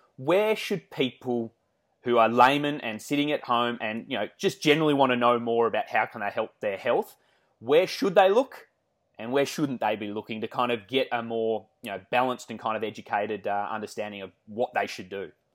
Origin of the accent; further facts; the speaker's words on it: Australia; accent: Australian; we love the Australian accent. To me, I think we sound nasally and whiny